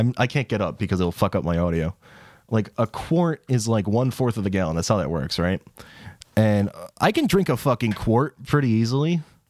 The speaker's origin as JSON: {"language": "English", "region": "England", "country": "United Kingdom", "said": "We're English."}